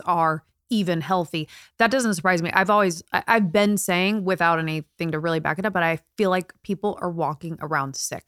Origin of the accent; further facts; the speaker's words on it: Indiana, United States; now in California, United States; I'm from Indiana, born and raised